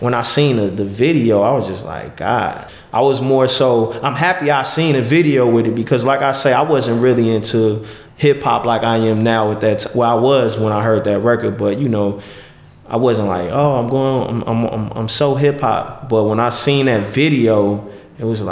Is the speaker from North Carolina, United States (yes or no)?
no; Chicago, Illinois, United States; I grew up on Van Buren and Cicero. That's where I was born and raised